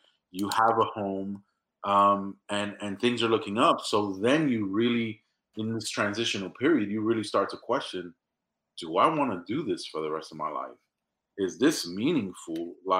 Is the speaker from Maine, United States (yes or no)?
no; New York, United States; I come from a place where it was really difficult. I mean, I come from the South Bronx in New York City. I'm the first one in my family born in the United States of America.